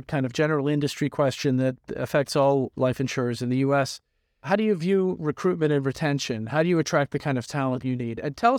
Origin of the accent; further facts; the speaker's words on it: United Kingdom; now in United States; I'm excited about it, not just because I came from Britain to the U.S. to be successful